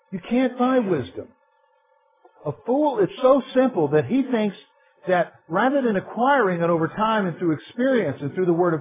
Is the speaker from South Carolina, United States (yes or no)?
yes; South Carolina, United States; now in Pennsylvania, United States; I'm from South Carolina